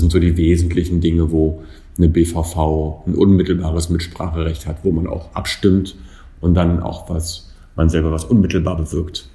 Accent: Berlin, Germany; also born or lived in Friedrichshain, Berlin; bin aber der Ehrlichkeit halber kein gebürtiger Neuköllner, sondern gebürtiger Friedrichshainer und dann in der Kindheit hergezogener Neuköllner

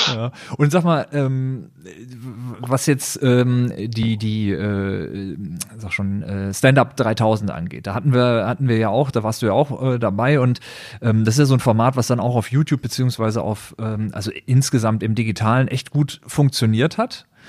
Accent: Düsseldorf, North Rhine-Westphalia, Germany; moved away as an adult; also born or lived in Berlin; ich ge-, gebürtiger Düsseldorfer bin

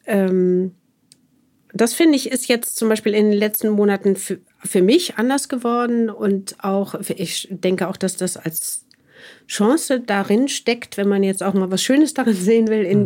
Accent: Wuppertal, North Rhine-Westphalia, Germany; moved away as an adult; also born or lived in Munich; komme ja sozusagen aufs, äh, vom Land sozusagen und bin geboren in Wuppertal

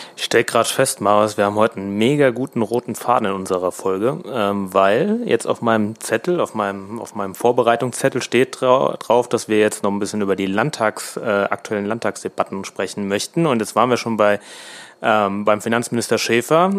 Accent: Rheingau-Taunus-Kreis, Hesse, Germany; bei uns im Rheingau-Taunus-Kreis

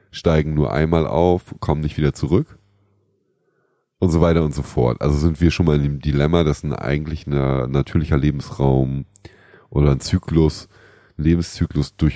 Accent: Northern Germany, Germany; Ähm, ich komme ja aus Norddeutschland. Ähm, da haben wir relativ viele Flüsse im Umkreis von 100 Kilometern

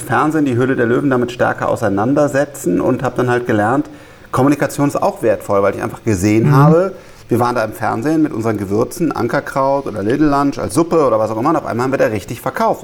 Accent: Rhineland, Germany; ich bin, bin Rheinländer

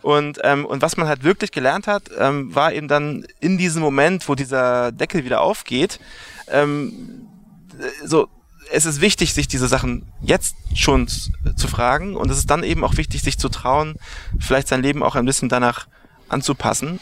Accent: Berlin, Germany; moved away as an adult; now in New York, United States; ich komme aus Berlin, äh, Westteil von Berlin, da bin ich geboren.

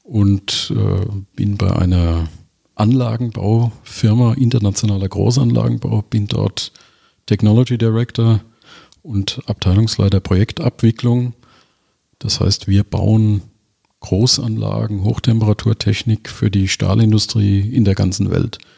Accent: Mainz, Rhineland-Palatinate, Germany; Ich bin waschechter Mainzer bin in Mainz geboren, bin in Mainz äh, zur Schule gegangen, habe da Abitur gemacht

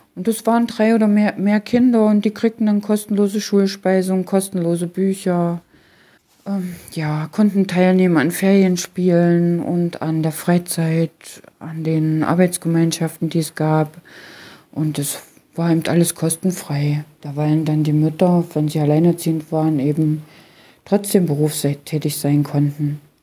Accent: Halle-Leipzig area, Germany; Ich selbst stamme ja aus der Region Halle-Leipzig

